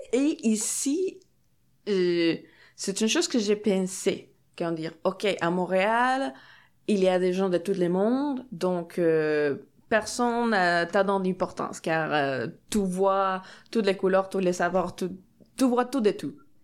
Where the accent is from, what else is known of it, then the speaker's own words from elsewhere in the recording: Mexico; French is a second language; moved away as an adult; now in Sorel-Tracy, Canada; je viens de Mexique